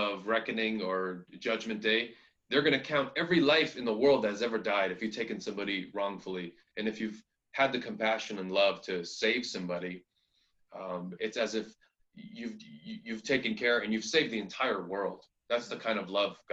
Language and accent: English; United States; also born or lived in New York; I grew up in America